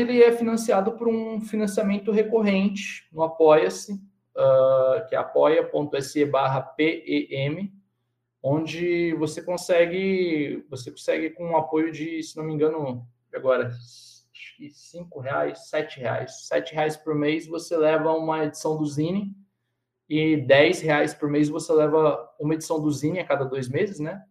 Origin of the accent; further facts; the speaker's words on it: Cosmópolis, São Paulo, Brazil; eu sou de Cosmópolis